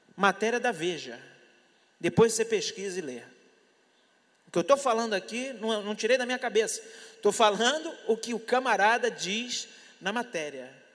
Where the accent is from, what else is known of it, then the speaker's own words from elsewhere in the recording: Brazil; eu sou brasileiro, eu estou aqui